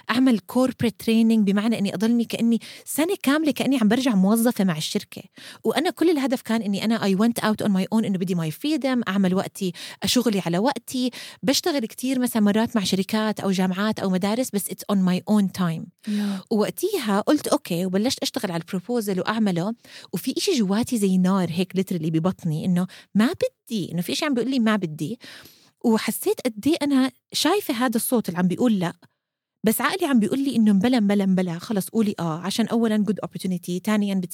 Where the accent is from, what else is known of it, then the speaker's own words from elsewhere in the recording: Amman, Amman Governorate, Jordan; now in Kuwait; مع الوقت درين ولما كبرت ونقلت من عمان على الكويت وصار عندي كتير وقت مرات بقعد فيه لحالي